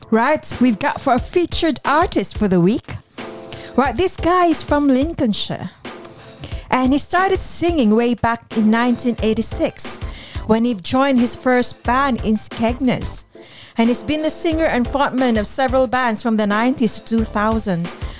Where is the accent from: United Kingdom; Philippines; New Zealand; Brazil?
Philippines; moved away